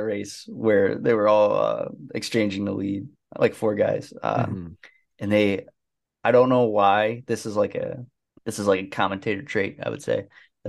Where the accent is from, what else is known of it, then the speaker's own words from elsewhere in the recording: Indiana, United States; born there; I was born in Indiana, but I lost my Hoosierdom.